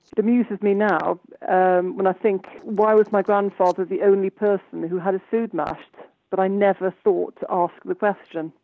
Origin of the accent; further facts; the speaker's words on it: Pembrokeshire, Wales, United Kingdom; I was brought up in Pembrokeshire